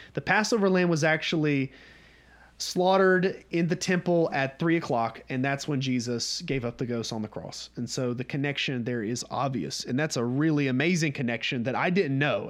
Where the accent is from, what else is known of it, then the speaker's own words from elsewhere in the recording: North Georgia, United States; we're from North Georgia